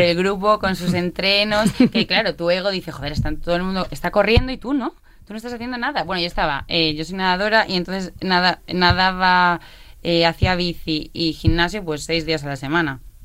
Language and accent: Spanish; Badajoz, Extremadura, Spain; now in Barcelona, Spain; soy de Badajoz, ah. pero sí, sí, sí, pero vivo en Barcelona ahora